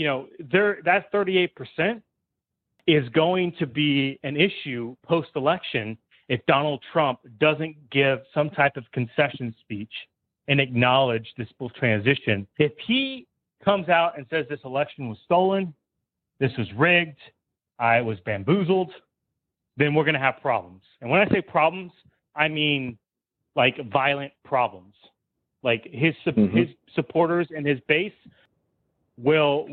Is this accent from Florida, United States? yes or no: yes; Polk County, Florida, United States; I was raised in Polk County.